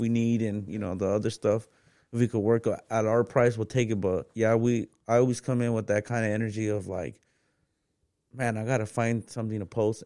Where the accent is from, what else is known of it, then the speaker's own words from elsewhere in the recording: Phoenix, Arizona, United States; I'm from West Phoenix, bro. I grew up without papers.